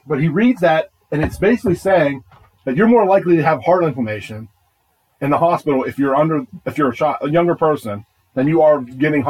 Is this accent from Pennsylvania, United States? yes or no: yes; Duncansville, Pennsylvania, United States; I've been up in the woods where I grew up in Duncansville, up on the hill.